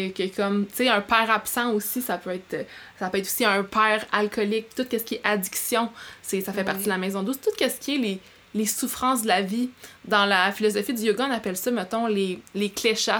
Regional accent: Abitibi, Quebec, Canada; moved away; j'ai grandi en Abitibi

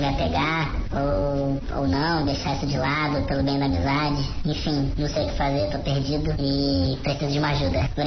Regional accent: Rio de Janeiro, Brazil; now in Florianópolis, Brazil; Sou do Rio de Janeiro, sou novo aqui em Floripa.

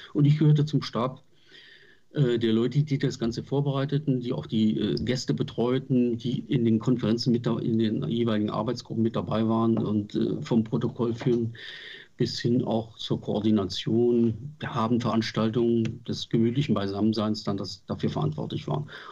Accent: Berlin, Germany; Ich war in Berlin. Man hat als Berliner Junge, als Steppke

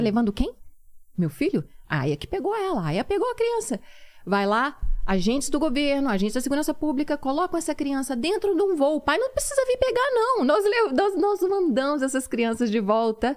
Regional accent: Minas Gerais, Brazil; moved away as an adult; now in Turkey; eu sou mineira, eu falo arredar

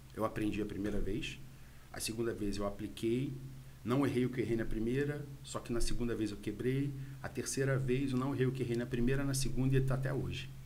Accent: Rio de Janeiro, Brazil; moved away as an adult; now in Bom Jesus, Brazil; eu sou do Rio de Janeiro, tá? Sou carioca e vim para Bom Jesus há mais ou menos uns nove anos

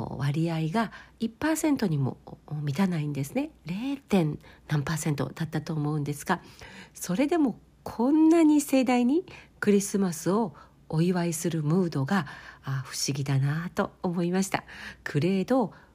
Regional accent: Kansai, Osaka, Japan; moved away; also born or lived in Kobe; 私のふるさとである関西、 えー、関西地方大阪なので

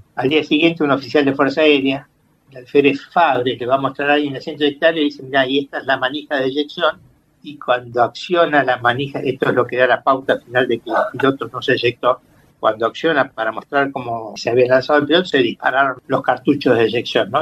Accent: Entre Ríos, Argentina; Soy de Entre Ríos, tengo familiares allá que en algún momento me dejaron manejar tractor

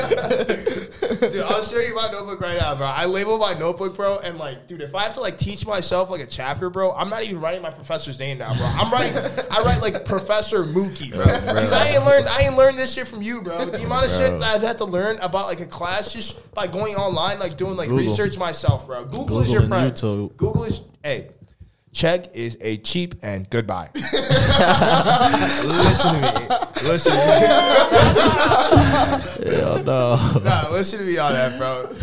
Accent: Chicago, Illinois, United States; I'm from Chicago

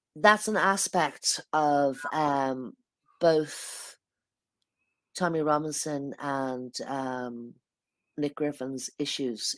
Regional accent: Ireland; I'm an Irish person

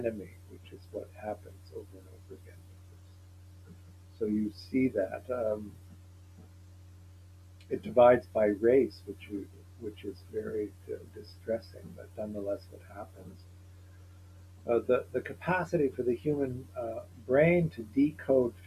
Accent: Evanston, Illinois, United States; I grew up in Evanston, Illinois, which is a small, which is a suburb outside of Chicago

